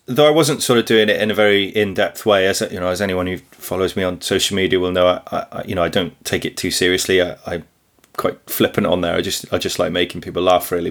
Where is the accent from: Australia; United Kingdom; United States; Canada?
United Kingdom; Wrexham, Wales; I'm a farmer from Northeast Wales near Wrexham.